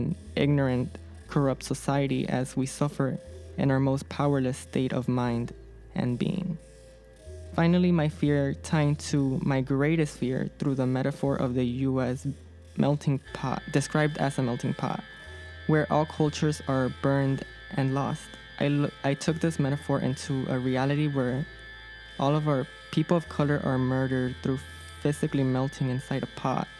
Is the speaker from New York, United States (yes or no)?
no; Chicago, Illinois, United States; I am from the Little Village neighborhood